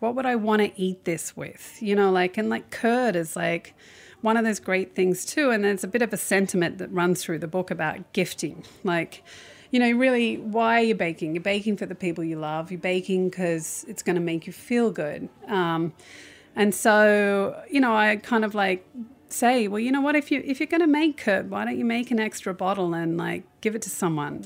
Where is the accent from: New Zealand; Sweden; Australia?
Australia; moved away; as an Australian